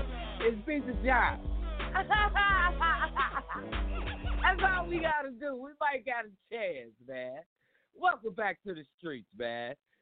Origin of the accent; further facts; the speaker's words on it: Dallas, Texas, United States; I'm from Dallas, Texas, man.